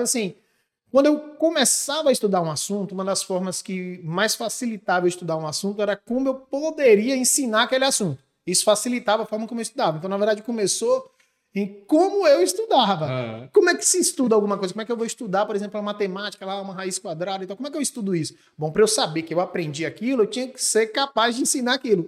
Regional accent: Barreiras, Bahia, Brazil; moved away as an adult; Eu sou de Barreiras, chega? natural de Barreiras. Nasci, me criei e me formei em Barreiras.

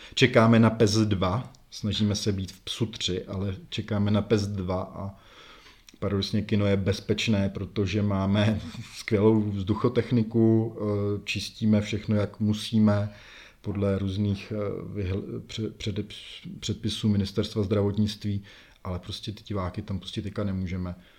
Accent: Semily, Liberec Region, Czechia; moved away as an adult; now in Jičín, Czechia; já jsem semilák, takže já jsem ze Semil, pro ty, co neví, tak je to liberecký kraj, je to asi 30 km odseď.

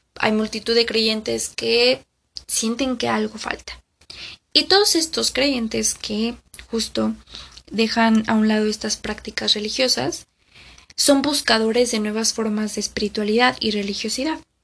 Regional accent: Mexico; aquí en mi país, que es México

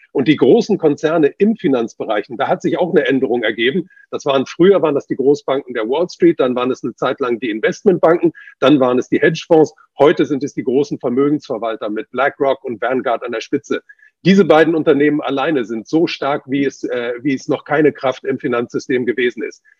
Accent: China; moved away; ich bin ja in China geboren.

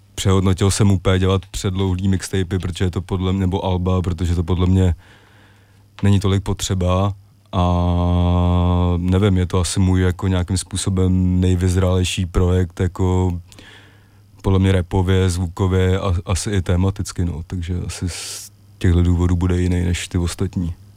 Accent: Prague, Czechia; jsem jako vyrůstal mm, většinu ho děsí ve Strašnicích

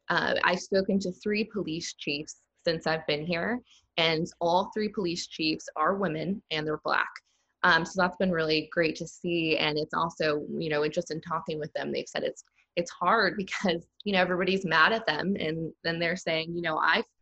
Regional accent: Texas, United States; now in Raleigh, United States; when I say, oh, I'm from Texas, they're like, oh, you know, they all just automatically assume, you know, it's super country, a red state. And to be honest, Raleigh is way more country than any place I've ever lived

